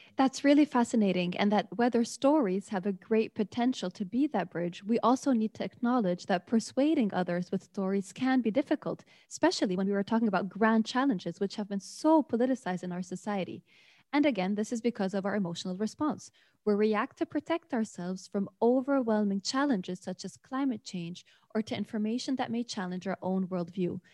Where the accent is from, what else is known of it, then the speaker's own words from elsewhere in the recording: Beirut, Beirut Governorate, Lebanon; now in Lund, Sweden; today from Beirut, Lebanon, where I'm from.